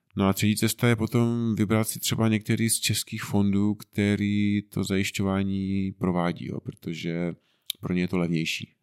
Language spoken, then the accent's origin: Czech; Frýdek-Místek, Moravian-Silesian Region, Czechia; pocházíme tady nedaleko z Týtku Místku